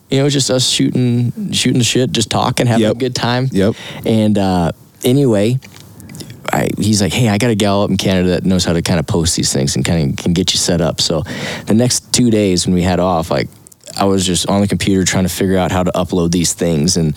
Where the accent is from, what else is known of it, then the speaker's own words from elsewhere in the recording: Wyoming, United States; I'm from Wyoming